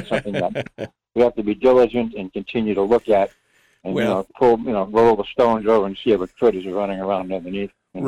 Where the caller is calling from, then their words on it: Rhode Island, United States; in Rhode Island.